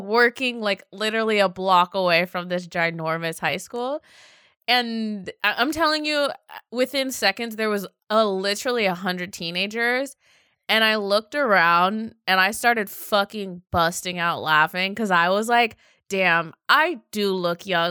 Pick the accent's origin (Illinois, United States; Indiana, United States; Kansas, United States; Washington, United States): Washington, United States; Seattle; I come from Seattle